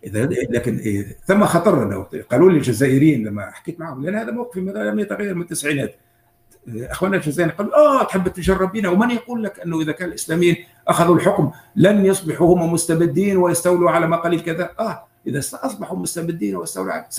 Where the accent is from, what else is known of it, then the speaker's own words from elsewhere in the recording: Tunisia; موجودين عندنا في تونس